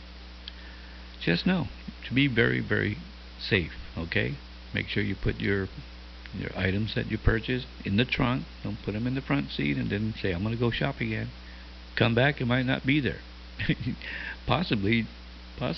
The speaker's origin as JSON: {"language": "English", "town": "Sinajana", "country": "Guam", "moved": "yes", "lives_now": "Dededo, Guam", "said": "Originally from Sinahania, but that's way back in the 60s"}